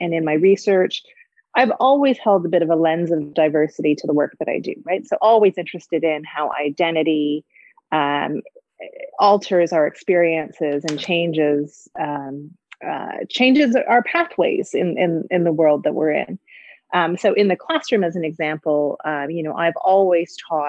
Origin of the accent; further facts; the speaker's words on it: Toronto, Ontario, Canada; Growing up in the city of Toronto as a mixed race woman, a girl and then woman